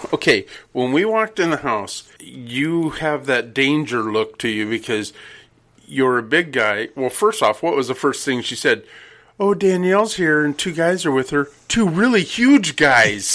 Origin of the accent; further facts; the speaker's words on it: Redding, California, United States; when I was a kid, I grew up in Redding, California